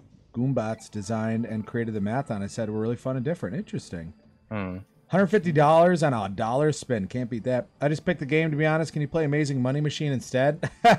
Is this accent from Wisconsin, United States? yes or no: yes; Wisconsin, United States; Well, we're from Wisconsin.